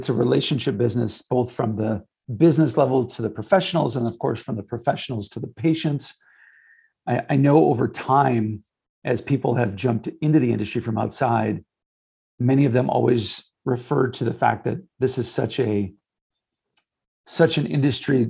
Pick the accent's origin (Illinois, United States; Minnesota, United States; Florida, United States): Minnesota, United States; St. Paul; I grew up in St. Paul, so 3M was the mecca.